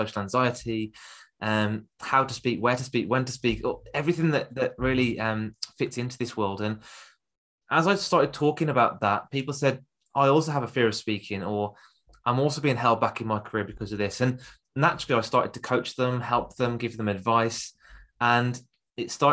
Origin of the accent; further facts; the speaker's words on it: Birmingham, West Midlands, United Kingdom; accent: Birmingham; I've got a Birmingham accent